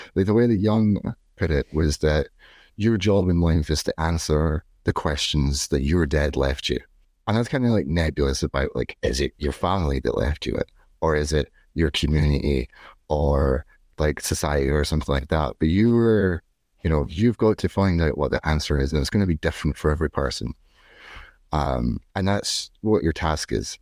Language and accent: English; Scotland, United Kingdom; now in Dublin, Ireland; I'm not from here. I'm from Scotland, and I live in the suburbs of Dublin